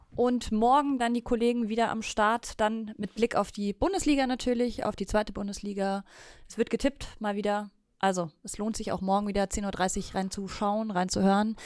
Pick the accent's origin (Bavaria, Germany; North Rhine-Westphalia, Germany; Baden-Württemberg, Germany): Bavaria, Germany; bei uns in Bayern